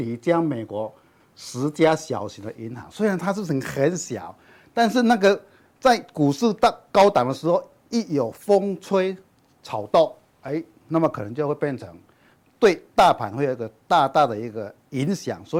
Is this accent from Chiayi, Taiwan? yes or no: yes; Chiayi, Taiwan; 。首先开始来叠气象报告嘞。我我早上从嘉义来还下大雨